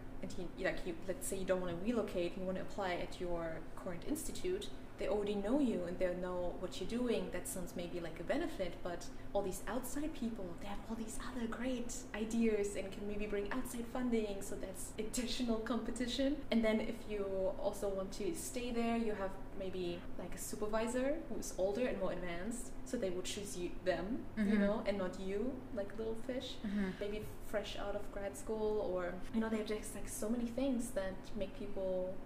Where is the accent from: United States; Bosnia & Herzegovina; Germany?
Germany; Berlin; I am from Berlin and I studied in Berlin, so I can stay close to home